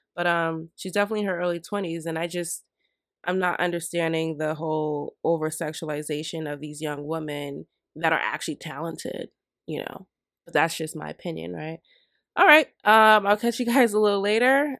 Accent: United States

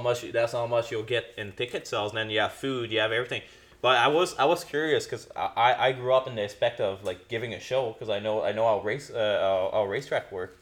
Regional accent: Quebec, Canada; moved away; I'm from Quebec

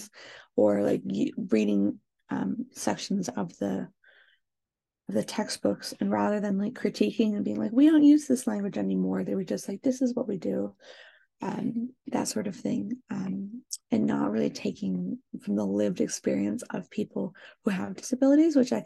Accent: Pacific Northwest, United States; moved away as an adult; now in Michigan, United States; I grew up in the Pacific Northwest.

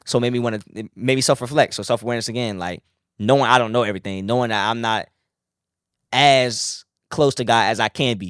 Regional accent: Suffolk, Virginia, United States; growing up in Nansman, we didn't have, like, the photography classes

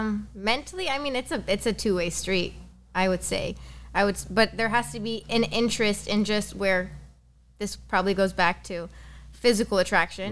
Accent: Lebanon; moved away as an adult; also born or lived in Los Angeles, United States; now in San Diego, United States; born in Lebanon, moved to San Diego at the age of three, moved back to Lebanon all throughout high school

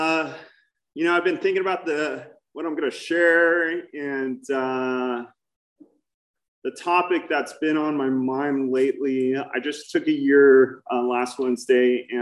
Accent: Newport Beach, California, United States; I grew up in Newport Beach.

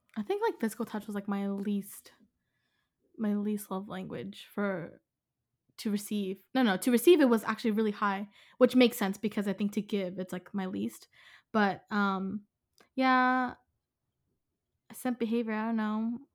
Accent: Philadelphia, Pennsylvania, United States; I'm from Philadelphia

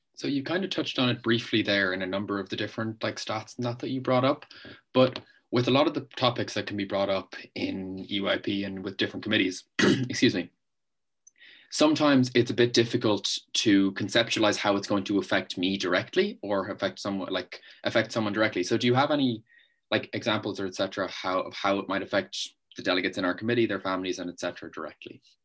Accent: Ireland; I'm from Ireland.

